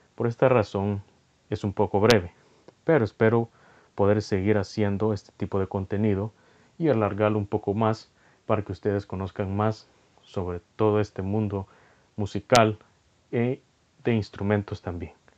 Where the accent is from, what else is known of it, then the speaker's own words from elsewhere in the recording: El Salvador; soy de El Salvador